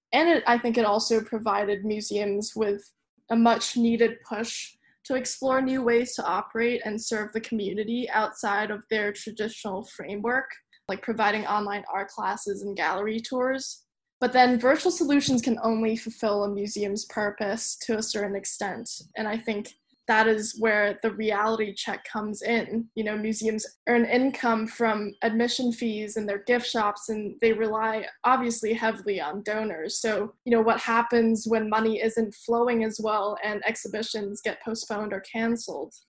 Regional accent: Hong Kong; moved away as an adult; also born or lived in Claremont, United States; Hong Kong, which is my hometown

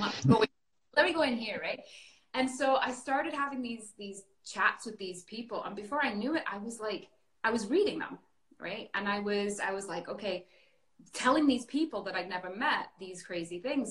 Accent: north of England, United Kingdom; now in Canada; I was born and raised in a very small town in England, um, the north of England

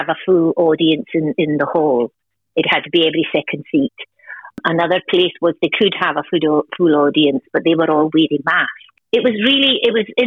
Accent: Outer Hebrides, Scotland, United Kingdom; moved away as an adult; now in Wexford, Ireland; I'm originally from the Outer Hebrides off the northwest coast of Scotland. So I grew up what we'd call in a crofting community

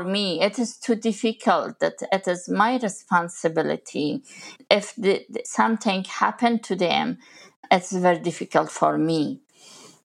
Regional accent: Kabul, Afghanistan; moved away as an adult; also born or lived in Pakistan; I was born in Kabul, capital of Afghanistan, and grew there, studied

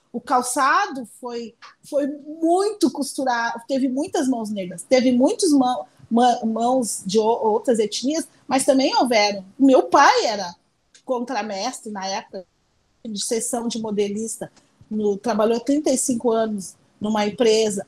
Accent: São Leopoldo, Rio Grande do Sul, Brazil; eu nasci em São Leopoldo

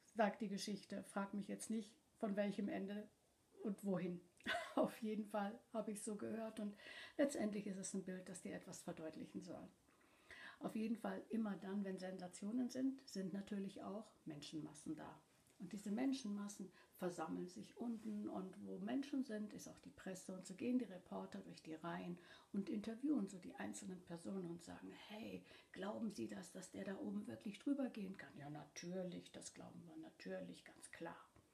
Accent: Cologne, North Rhine-Westphalia, Germany; ich komme ursprünglich aus der Gegend von Köln und bin mit meinen Geschwistern in einer kleinen Wohnung in der Stadt aufgewachsen.

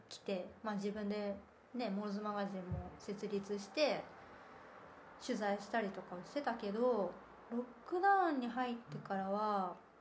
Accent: Kansai, Japan; born or raised there; moved away as an adult; also born or lived in Shikoku; now in Berlin, Germany

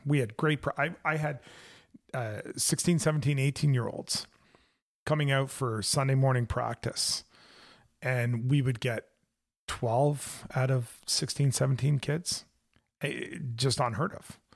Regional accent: Canada; also born or lived in Hawkesbury, Ontario

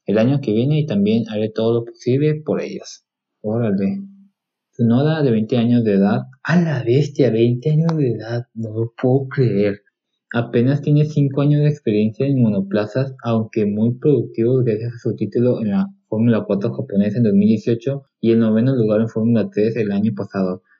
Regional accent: Mexico; yo soy mexicano

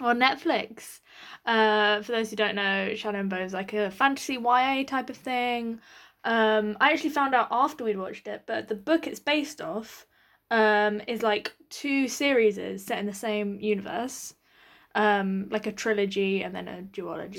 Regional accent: United Kingdom; as a British audience

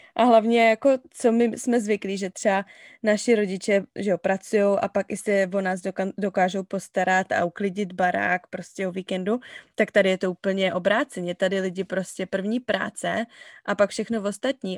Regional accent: Cheb, Karlovy Vary Region, Czechia; moved away as an adult; now in Falls Church, United States; Jsem z Chebu, ze západu, z České republiky

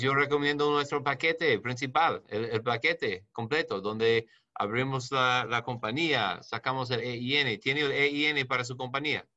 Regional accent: New York, United States; soy de Nueva York

